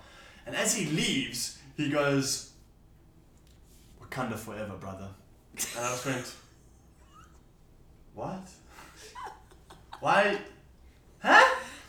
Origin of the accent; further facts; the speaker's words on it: South Africa; I'm from South Africa.